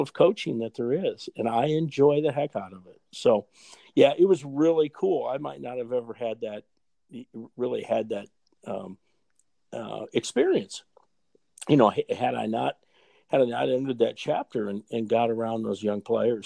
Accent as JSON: {"language": "English", "town": "Fort Dodge", "region": "Iowa", "country": "United States", "tie": "born or raised there", "said": "my hometown in, in Fort Dodge, uh, Iowa"}